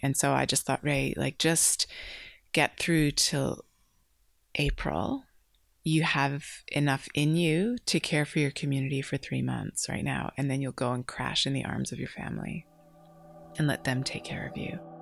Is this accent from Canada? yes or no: yes; Canada; moved away as an adult; now in Candelo, Australia; I'm originally from Canada and fell in love with an Australian, which brought me to this country